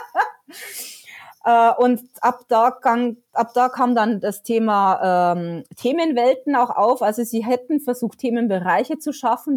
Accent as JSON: {"language": "German", "area": "near Bayernpark", "region": "Bavaria", "country": "Germany", "tie": "born or raised there"}